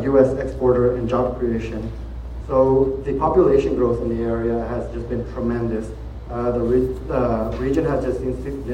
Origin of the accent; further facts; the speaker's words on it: McAllen, Texas, United States; where are you from? And we're like, McAllen